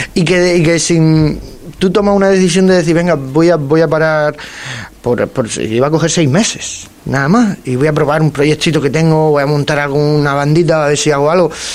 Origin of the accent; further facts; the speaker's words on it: Águilas, Region of Murcia, Spain; En mi pueblo, en, en Águila, en Murcia